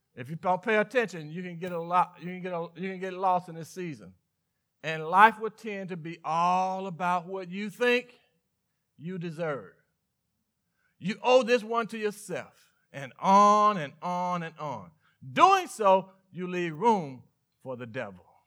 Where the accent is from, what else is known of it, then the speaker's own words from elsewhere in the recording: Mississippi, United States; I was born and raised in, in Mississippi